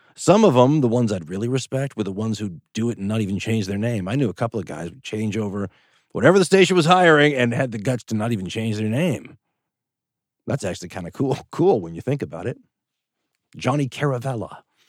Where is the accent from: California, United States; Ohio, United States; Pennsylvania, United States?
California, United States; Los Angeles; moved away as an adult; also born or lived in Boulder, Colorado / Western Oregon; now in Oregon, United States; I was a kid from Los Angeles, California, family in the film business